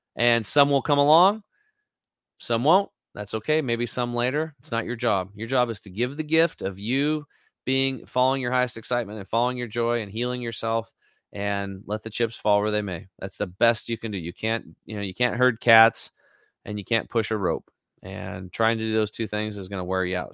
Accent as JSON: {"language": "English", "region": "Eastern Oregon", "country": "United States", "said": "I'm a redneck from Eastern Oregon"}